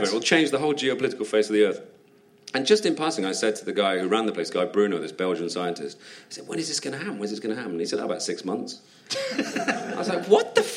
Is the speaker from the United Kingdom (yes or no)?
yes; United Kingdom; as a Brit over there